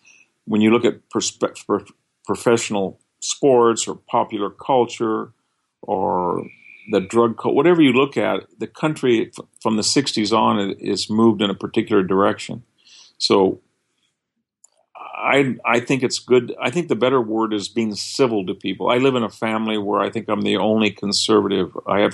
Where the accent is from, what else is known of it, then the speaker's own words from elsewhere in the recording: California, United States; as a Californian